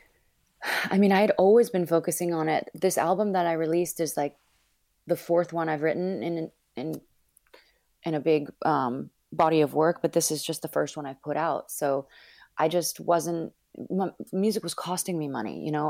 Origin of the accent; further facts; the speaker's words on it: Northern California, United States; also born or lived in Los Angeles / Miami; now in Brooklyn, United States; I was born and raised in Northern California